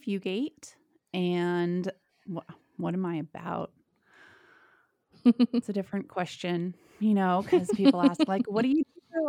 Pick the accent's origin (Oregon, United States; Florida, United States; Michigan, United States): Oregon, United States; also born or lived in Idaho; We settled in Southern Oregon on a cult. So I grew up on a spiritual commune in the hills of Southern Oregon.